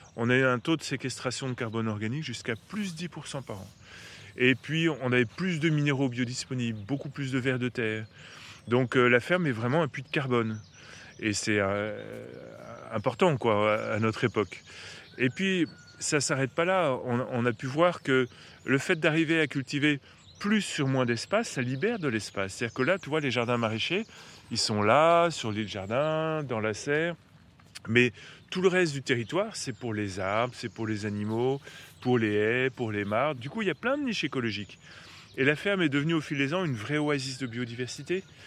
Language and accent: French; Paris, Île-de-France, France; moved away; also born or lived in Eure; j'ai grandi à Paris, mais ma famille maternelle est de l'heure